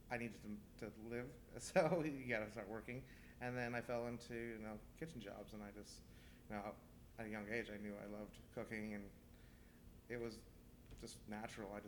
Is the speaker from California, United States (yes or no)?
yes; Manteca, California, United States; I grew up in Manteca, California. It's about an hour and 15 minutes east of here, some of the best soil in the world.